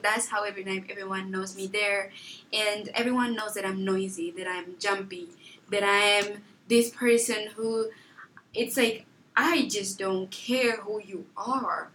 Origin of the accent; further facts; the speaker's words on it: Lubango, Huíla, Angola; also born or lived in Luanda, Angola; now in United States; home is really the place where I was born, born, where I grew up, where my childhood memories are